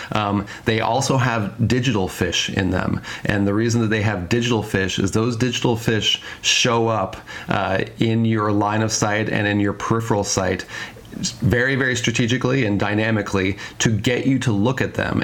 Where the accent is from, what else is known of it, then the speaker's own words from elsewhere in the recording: Denver, Colorado, United States; now in Seattle, United States; I, I grew up in Denver, I live in Seattle now, but I grew up in Denver